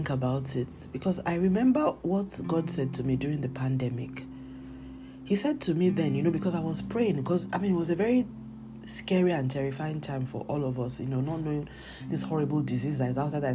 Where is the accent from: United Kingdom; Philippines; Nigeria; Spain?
Nigeria; I'm Nigerian, I live in Nigeria